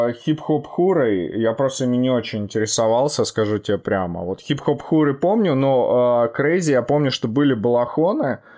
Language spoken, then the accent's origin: Russian; Krasnogorsk, Moscow Oblast, Russia; А мое детство проходило, а мое детство проходило в Московской области, если знаешь такой город Красногорск.